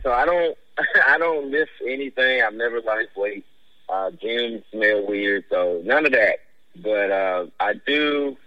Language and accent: English; Memphis, Tennessee, United States; I grew up in Westwood